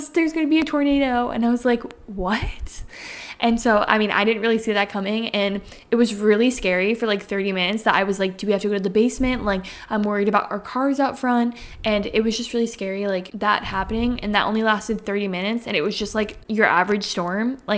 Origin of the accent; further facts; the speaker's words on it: Connecticut, United States; as we just said, we're from Connecticut